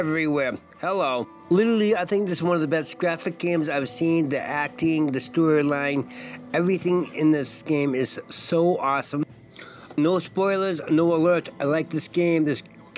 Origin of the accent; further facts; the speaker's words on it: Boston, Massachusetts, United States; I'm from Boston.